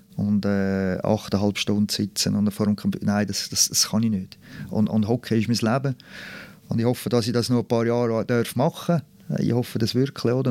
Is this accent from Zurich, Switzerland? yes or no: yes; Zurich, Switzerland; ich bin Zürcher